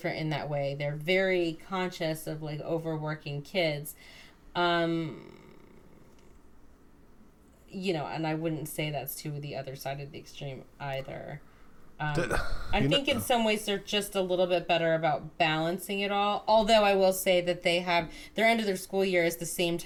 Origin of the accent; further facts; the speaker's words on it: United States; also born or lived in Westbrook, Connecticut; We're American.